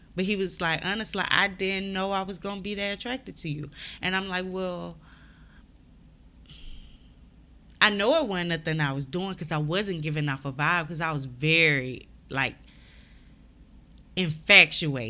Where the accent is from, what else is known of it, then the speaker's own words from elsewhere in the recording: Mobile, Alabama, United States; I'm from Mobile